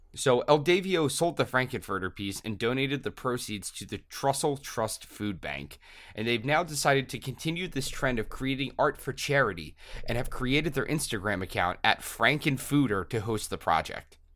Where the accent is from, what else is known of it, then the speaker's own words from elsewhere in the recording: Philadelphia, Pennsylvania, United States; I'm from Philadelphia